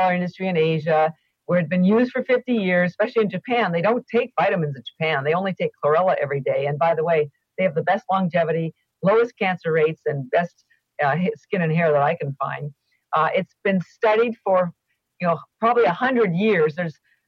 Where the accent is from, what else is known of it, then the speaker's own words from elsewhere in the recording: Canada; I am Canadian and all my education was in Canada